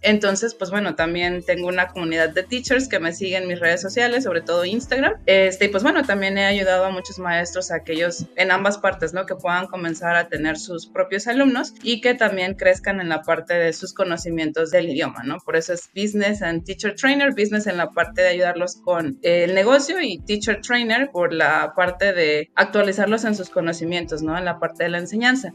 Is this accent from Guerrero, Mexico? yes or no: no; Chiapas, Mexico; estoy en el sur de México, soy de Chiapas